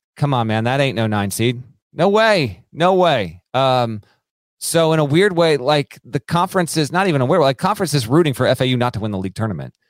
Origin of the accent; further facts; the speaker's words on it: South Burlington, Vermont, United States; I grew up in South Burlington, Vermont